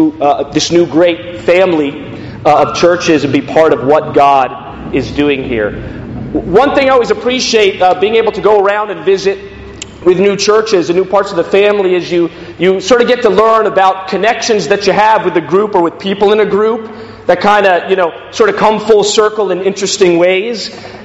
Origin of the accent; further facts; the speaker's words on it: Washington, District of Columbia, United States; moved away as an adult; now in Glasgow, United Kingdom; I'm from the Washington, D.C. area originally. Moved to Glasgow about 2 years ago with my family